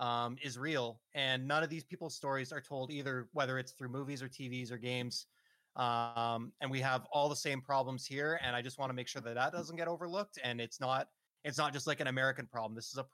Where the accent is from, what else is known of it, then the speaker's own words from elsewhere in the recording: Canada; as a Canadian